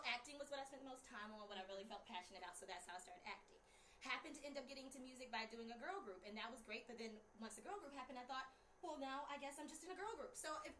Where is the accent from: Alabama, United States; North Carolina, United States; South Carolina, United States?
South Carolina, United States; Carolina, also a town that's small.